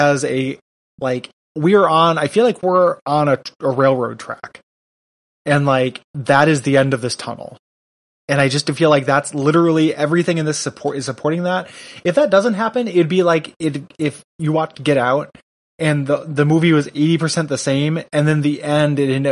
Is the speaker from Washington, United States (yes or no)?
no; Illinois, United States; I'm from Illinois